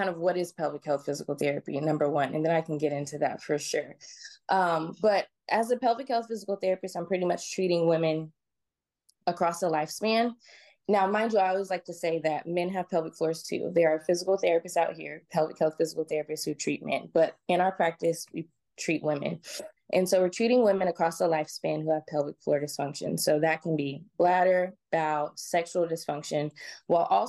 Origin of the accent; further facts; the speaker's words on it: Georgia, United States; also born or lived in California; I moved to Georgia when I was about 8 years old. Grew up in a very kind of conservative religious sort of community